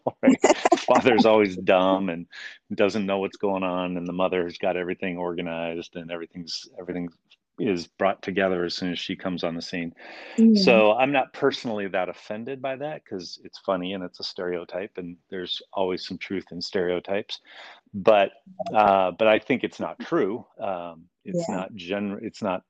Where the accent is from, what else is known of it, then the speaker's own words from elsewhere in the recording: Calgary, Alberta, Canada; also born or lived in Chicago, United States / Colorado, United States; now in Vancouver, Washington, United States; I grew up in Calgary, Western Canada